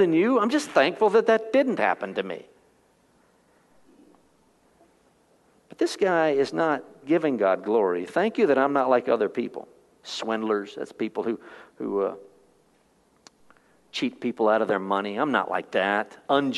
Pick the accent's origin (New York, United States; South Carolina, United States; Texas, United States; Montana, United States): Texas, United States; I was born in Texas